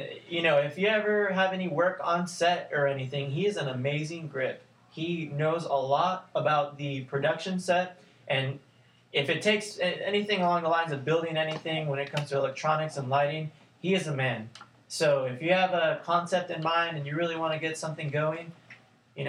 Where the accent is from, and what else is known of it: Canada; moved away